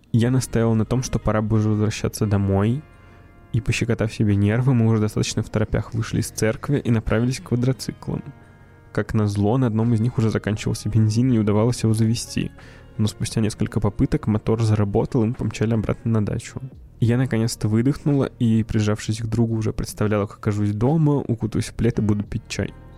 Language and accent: Russian; Tolyatti, Samara Oblast, Russia; moved away; Я из Тольятти